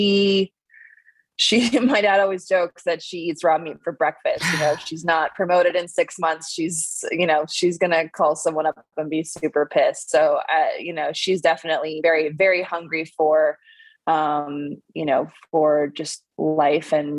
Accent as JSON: {"language": "English", "region": "Minnesota", "country": "United States", "tie": "born or raised there", "moved": "yes", "said": "I grew up in Minnesota"}